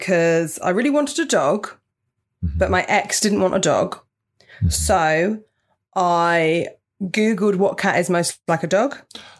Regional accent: Portsmouth, South East England, United Kingdom; moved away; I grew up in Portsmouth, so very near.

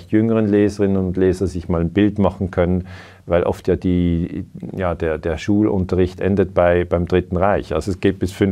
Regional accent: Switzerland; ich bin 49 Jahre alt, ich habe zwei Kinder, ich bin Schweizer

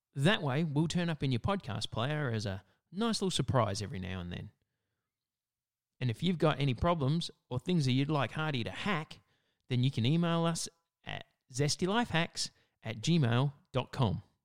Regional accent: Australia; in Australia, it's our summer

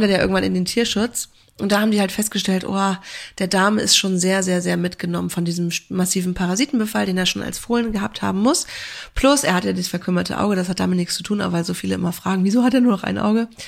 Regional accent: near Kiel, Schleswig-Holstein, Germany; moved away; Ich komme ja auch ursprünglich aus der Nähe von Kiel

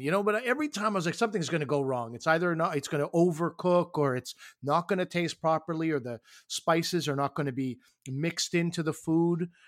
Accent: New Brunswick, Canada; I was born in New Brunswick

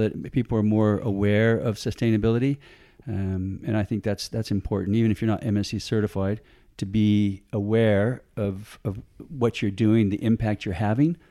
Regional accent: San Diego, California, United States; moved away as an adult; also born or lived in Tonga; now in Australia; I grew up in San Diego, California. Uh, good old, I'm a Yankee

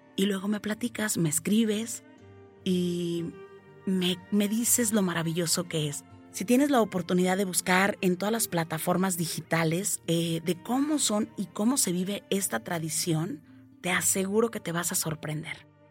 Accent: Mexico; En mi país, México

